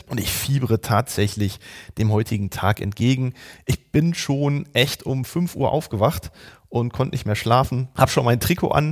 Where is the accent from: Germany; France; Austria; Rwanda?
Germany; Dortmund, North Rhine-Westphalia; ich komme aus Dortmund